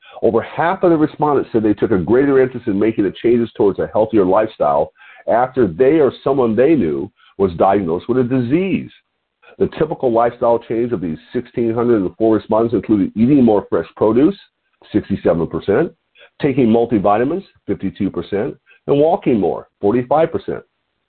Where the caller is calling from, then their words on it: Lompoc, California, United States; your host today. And I'm calling from Lompoc, California, which is 54 miles north of Santa Barbara on the beautiful California coast.